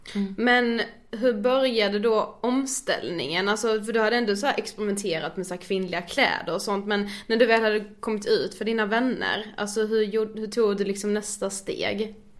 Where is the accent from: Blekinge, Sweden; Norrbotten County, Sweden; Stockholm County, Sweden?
Blekinge, Sweden; Karlshamn; moved away; vi har varit hemma i Karlshamn i helgen